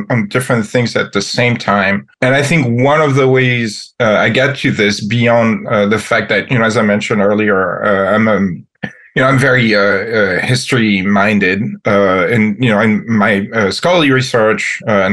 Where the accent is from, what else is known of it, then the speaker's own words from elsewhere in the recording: Metz, Grand Est, France; English is a second language; moved away as an adult; now in United States; I was, as I said, born and raised in France, in the city of Metz, close to Luxembourg and Germany